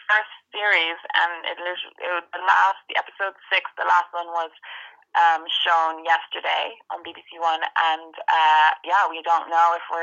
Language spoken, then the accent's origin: English; Ireland; And why am I a stripper with a British accent when I'm actually Irish?